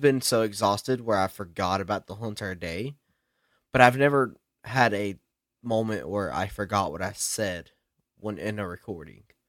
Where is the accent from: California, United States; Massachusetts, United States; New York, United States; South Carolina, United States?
South Carolina, United States; I'm from that ghetto South Ca-, Kakalaki